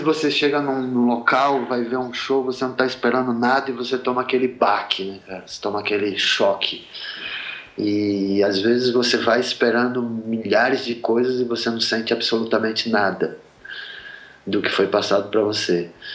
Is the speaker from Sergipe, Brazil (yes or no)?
yes; Sergipe, Brazil; moved away as an adult; also born or lived in Rio de Janeiro; now in São Paulo, Brazil; eu sou de Sergipe, eu morei oito anos no Rio, eu moro há 13 anos em São Paulo